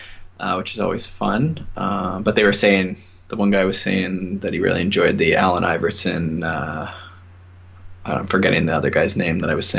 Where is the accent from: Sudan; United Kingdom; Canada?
Canada; Ontario; I'm a kinesiologist from Ontario, Canada